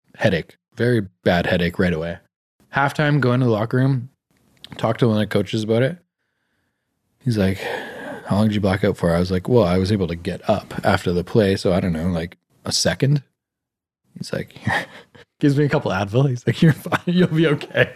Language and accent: English; Canada; being born in Canada in a middle class family